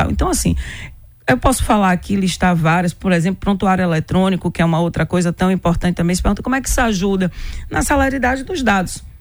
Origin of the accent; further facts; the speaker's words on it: Senhor do Bonfim, Bahia, Brazil; Sou de Senhor do Bonfim.